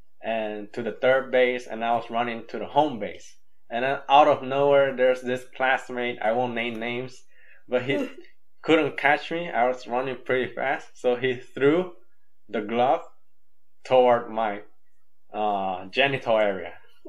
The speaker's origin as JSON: {"language": "English", "country": "Nicaragua", "tie": "born or raised there", "also_born_or_lived": "Honduras / Guatemala", "said": "I grew up in Nicaragua, but I wouldn't say, if they want to know the specifics, I'll say, \"Yeah, I grew up 3 years in Honduras, 3 years in Guatemala, and 11 years.\""}